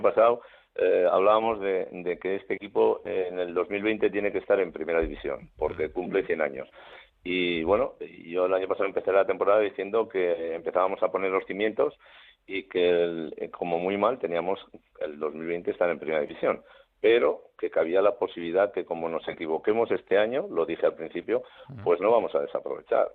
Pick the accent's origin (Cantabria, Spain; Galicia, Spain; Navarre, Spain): Navarre, Spain; somos los, los navarros los asunistas